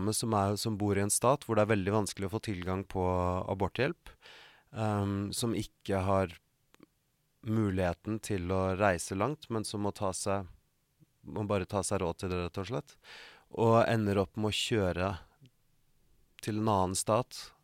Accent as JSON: {"language": "Norwegian", "country": "Norway", "moved": "as an adult", "lives_now": "United States"}